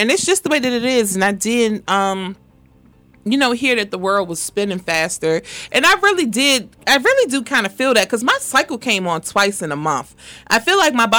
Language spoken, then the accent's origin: English; Washington, District of Columbia, United States; definitely am from D.C.